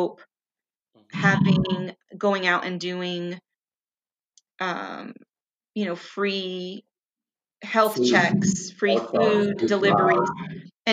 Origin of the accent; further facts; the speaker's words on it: South Florida, United States; I grew up in South Florida, the child of Cuban immigrants